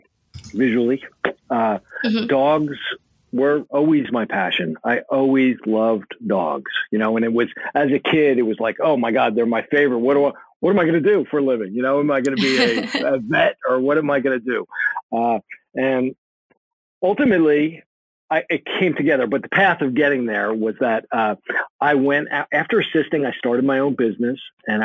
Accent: United States; also born or lived in California; I grew up right outside of New York City, maybe 20 minutes outside of New York City

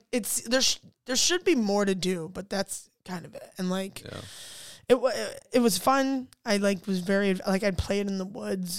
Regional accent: Ohio, United States; I mean, honestly, I really loved it. This is gonna sound redneck as fuck. I can already tell. But you did a lot of like in the summertime. We went to the lake.

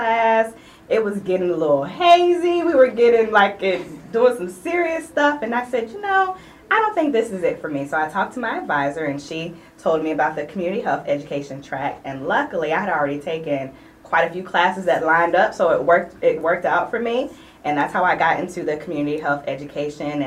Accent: Franklin, Virginia, United States; also born or lived in Richmond, Virginia; I grew up in Franklin, Virginia

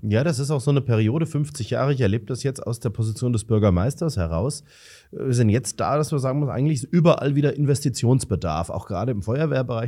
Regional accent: Romrod, Hesse, Germany; wie ich, gebürtig aus Romrod

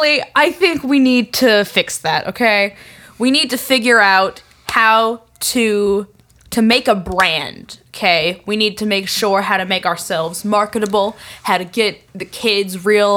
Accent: New England, United States; accent: New England; I'm going to sit here with my New England accent, and I'm going to sort of direct the monkey, all right?

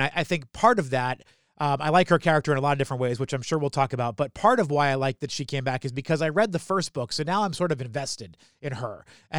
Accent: New Hampshire, United States; I grew up in New Hampshire.

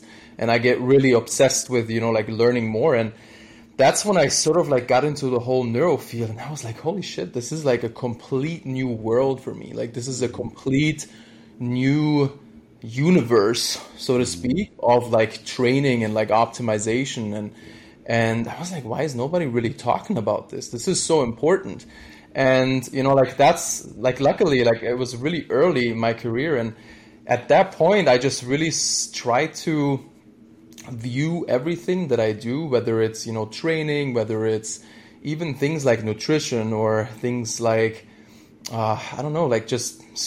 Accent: Germany; moved away as an adult; I'm originally from Germany, and I did, my degree there in, sports science

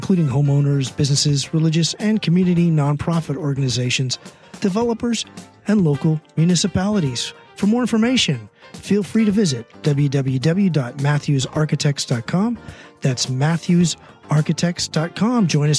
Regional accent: San Mateo, California, United States; San Mateo, California, my hometown.

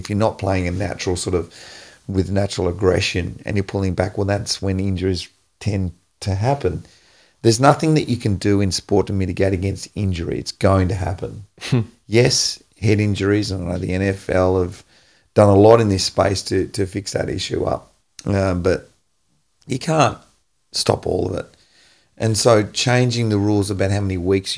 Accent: Tasmania, Australia; moved away; also born or lived in Melbourne; I came from Tassie

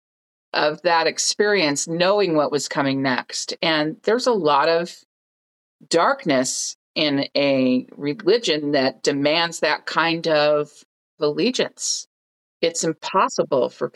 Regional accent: Oakland, California, United States; our little apartment that we shared in Oakland, California, where I grew up in the Bay Area, San Francisco Bay Area.

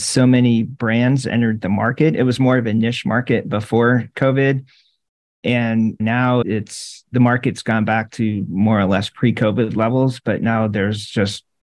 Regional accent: Syracuse, New York, United States; moved away as an adult; also born or lived in Rochester, New York / Clearwater, Florida / Virginia; I grew up in Syracuse, New York, and went to college in Rochester nearby

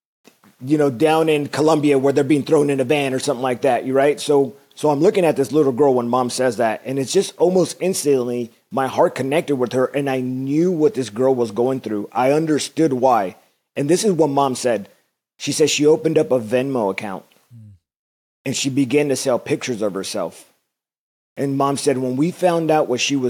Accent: Whittier, California, United States; I grew up in the city of Whittier

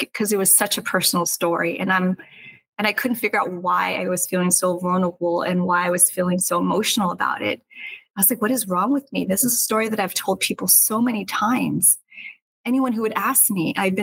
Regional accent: Seattle, Pacific Northwest, United States; moved away as an adult; now in Los Angeles, United States; I'm from the Northwest. I was raised differently

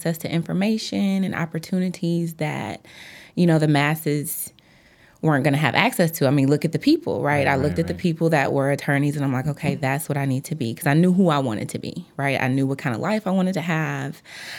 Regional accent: Chicago, Illinois, United States; I am from the South Side of Chicago, and I got into law, I would say, when I was a little girl.

